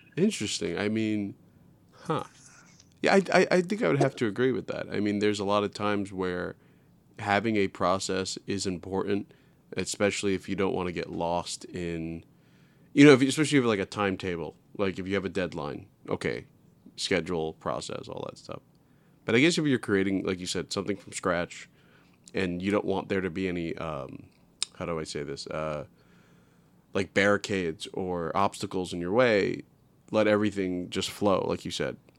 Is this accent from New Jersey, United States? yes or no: no; New York City, New York, United States; I'm from New York City